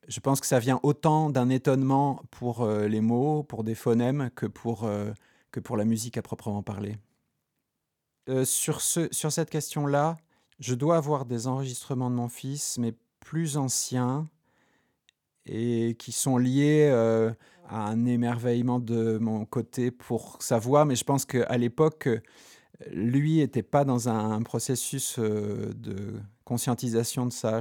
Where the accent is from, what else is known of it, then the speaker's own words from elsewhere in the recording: Haute-Corse, Corsica, France; moved away; also born or lived in Poland / Limousin; j'ai grandi en Haute-Corse